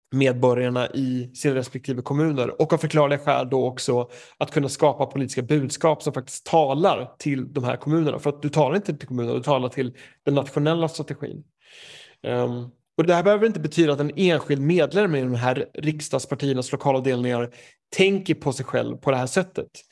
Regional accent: Knivsta, Uppsala County, Sweden; moved away as an adult; now in United Kingdom; jag är ju uppväxt i Knivsta

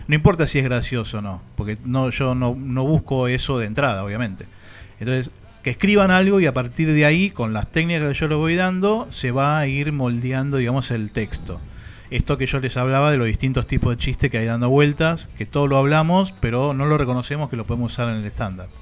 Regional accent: Banfield, Buenos Aires Province, Argentina; also born or lived in Barcelona, Spain; Yo soy de Banfield

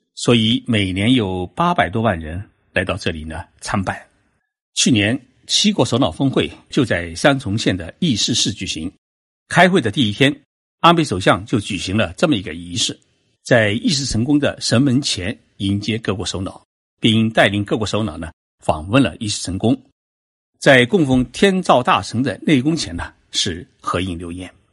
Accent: China; 我们中国人

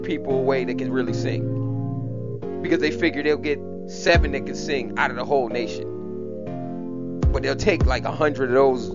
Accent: Jamaica; I'm Jamaican, and I grew up in a house

